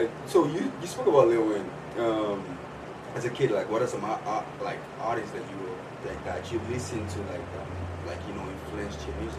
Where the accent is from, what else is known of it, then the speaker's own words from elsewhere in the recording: Nigeria; I'm Nigerian